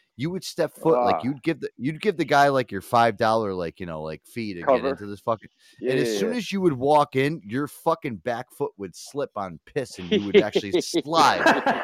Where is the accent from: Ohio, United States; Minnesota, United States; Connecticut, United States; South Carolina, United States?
Connecticut, United States; we're from Connecticut. So we're kind of like a cross between Boston and New York. And like people are always like, oh, you sound like you're from New York. I don't know. I'm closer to New York.